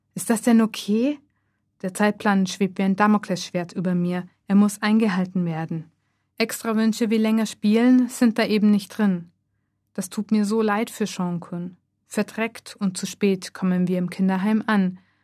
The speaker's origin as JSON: {"language": "German", "country": "Germany", "moved": "yes", "lives_now": "Japan", "said": "Aus Deutschland"}